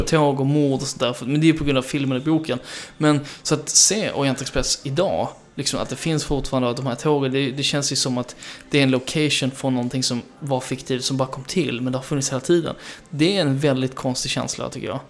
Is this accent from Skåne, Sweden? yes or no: yes; Skanör, Skåne, Sweden; moved away; also born or lived in Denmark; Skanör, som jag, där jag är från, sydvästra punkten